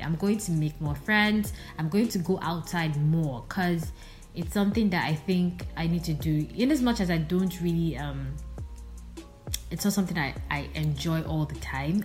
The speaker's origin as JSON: {"language": "English", "country": "Nigeria", "also_born_or_lived": "Port Harcourt, Rivers State / Nsukka, Enugu State", "said": "I'm Nigerian, currently residing in the city of Port Harcourt, River State"}